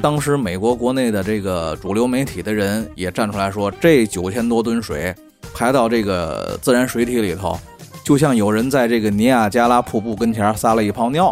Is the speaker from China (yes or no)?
yes; China; 咱是中国人